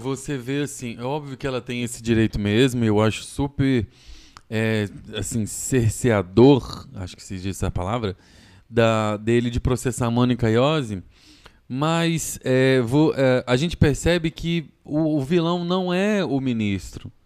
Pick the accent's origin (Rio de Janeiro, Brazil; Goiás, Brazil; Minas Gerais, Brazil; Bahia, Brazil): Goiás, Brazil; Goiânia; moved away as an adult; now in São Paulo, Brazil